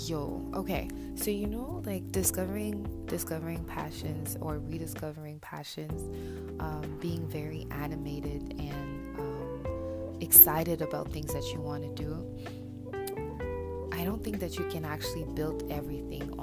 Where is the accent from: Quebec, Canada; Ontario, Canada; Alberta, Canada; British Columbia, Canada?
Quebec, Canada; Montreal; I'm from Montreal